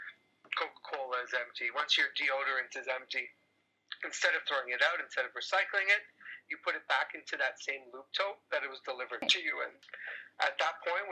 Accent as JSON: {"language": "English", "town": "Toronto", "region": "Ontario", "country": "Canada", "tie": "born or raised there", "said": "I'm Canadian, grew up in Toronto."}